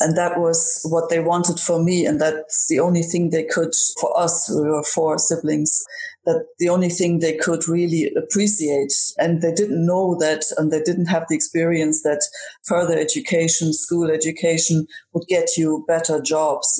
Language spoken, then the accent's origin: English; Germany; now in Ireland; Growing up in Germany